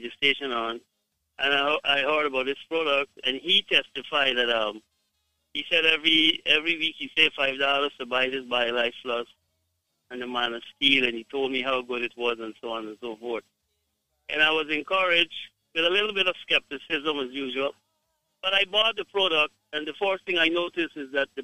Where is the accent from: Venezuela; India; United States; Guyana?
Guyana; I am from Guyana